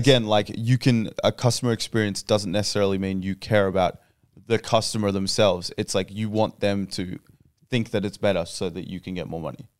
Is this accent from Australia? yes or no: yes; Australia; We're all from Australia